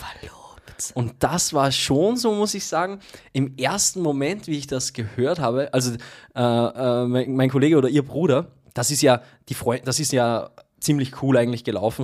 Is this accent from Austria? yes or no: yes; Austria; Bei uns in Österreich